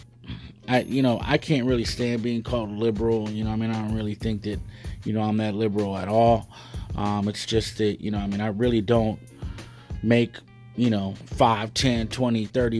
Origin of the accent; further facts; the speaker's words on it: United States; I'm a Chicano